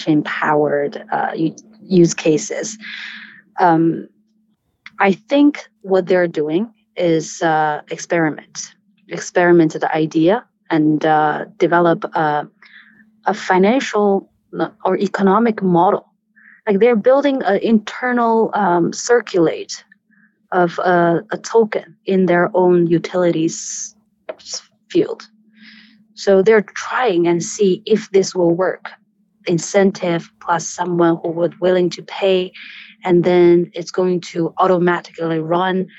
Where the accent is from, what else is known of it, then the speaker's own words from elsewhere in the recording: China; I'm born and raised in China